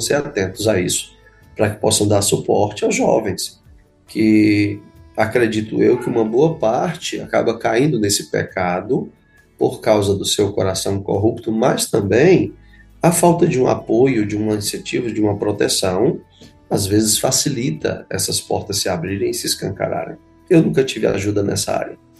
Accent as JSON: {"language": "Portuguese", "town": "Fortaleza", "region": "Ceará", "country": "Brazil", "tie": "born or raised there", "also_born_or_lived": "Canindé, Ceará", "said": "eu sou nascido em Canidé, aqui mesmo no nosso estado, ah, mas só minha infância foi ali, rápida infância. Logo, os meus pais vieram para a cidade de Fortaleza, é, então, toda a minha infância, início e adolescência foi na cidade de Fortaleza"}